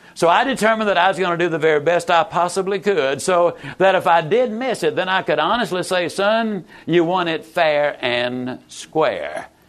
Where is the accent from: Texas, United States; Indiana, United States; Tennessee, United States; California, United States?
Texas, United States; East; I was raised over in East Texas, better known as Mississippi